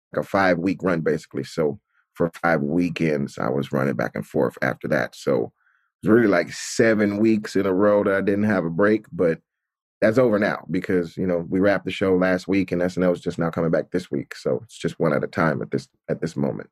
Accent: Atlanta, Georgia, United States; moved away; I grew up in Atlanta, which is, like, majority black

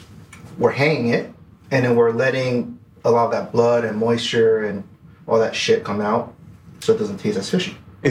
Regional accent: New York, United States; now in Los Angeles, United States; I grew up in New York

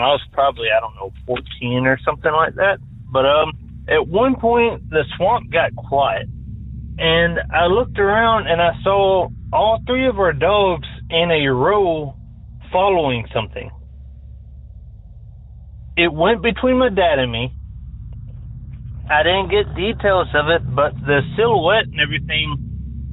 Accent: Tennessee, United States; now in California, United States; I'm originally from Tennessee

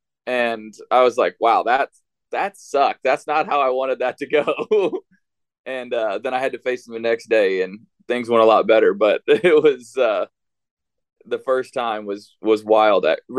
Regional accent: St. Louis, Missouri, United States; I grew up in St. Louis.

